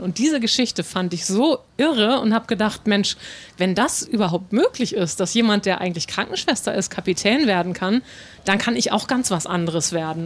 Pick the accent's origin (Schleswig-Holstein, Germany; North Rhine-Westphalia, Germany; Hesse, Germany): Schleswig-Holstein, Germany; North Frisia; ich bin in Nordfriesland groß geworden